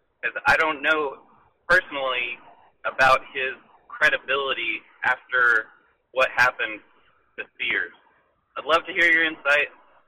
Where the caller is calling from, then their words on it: Texas, United States; I'm calling from Texas.